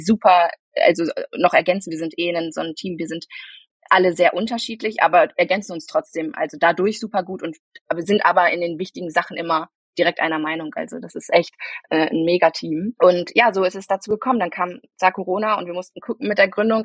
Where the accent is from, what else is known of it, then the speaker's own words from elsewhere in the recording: Bielefeld, North Rhine-Westphalia, Germany; also born or lived in Münster; aufgewachsen bin ich in Bielefeld äh, und geboren tatsächlich in Münster